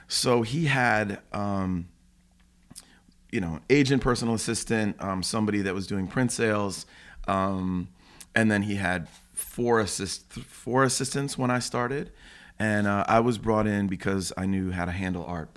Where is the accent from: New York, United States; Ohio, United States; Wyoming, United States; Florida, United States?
Ohio, United States; Cleveland; moved away; I grew up in Cleveland, you know, born and raised in, you know, suburbs of Cleveland.